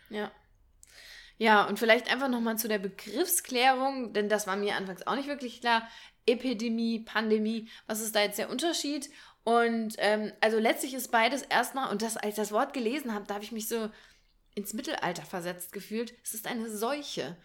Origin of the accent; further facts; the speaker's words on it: near Marburg, Hesse, Germany; ich komme ja aus der Nähe von Marburg gebürtig